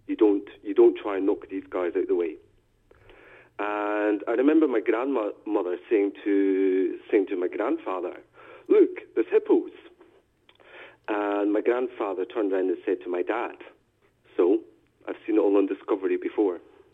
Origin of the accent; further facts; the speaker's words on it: Thailand; also born or lived in Philippines; Well, I should say I'm originally from Thailand. I was adopted by a Dutch father and a Scottish mother. I spent quite a few years in the Philippines until 1992.